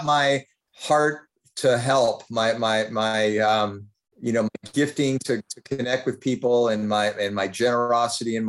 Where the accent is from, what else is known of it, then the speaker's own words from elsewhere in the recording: Fremont, California, United States; little community where I grew up in Fremont